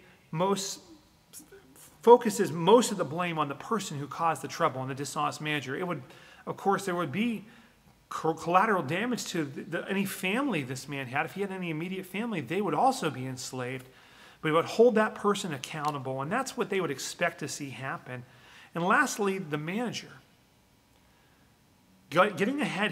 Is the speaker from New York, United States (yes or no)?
no; Western Pennsylvania, United States; where I grew up in Western Pennsylvania